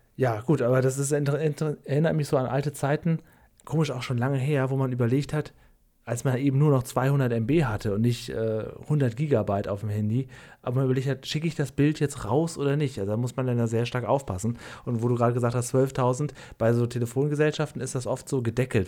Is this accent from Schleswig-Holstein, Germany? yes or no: no; Cuxhaven district, Lower Saxony, Germany; Ich komme ja aus, aus Niedersachsen, aus dem Kreis Cuxhaven